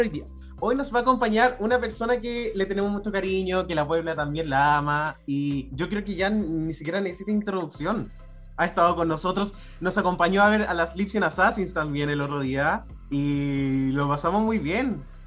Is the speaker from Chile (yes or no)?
yes; Chile; nosotros como chilenos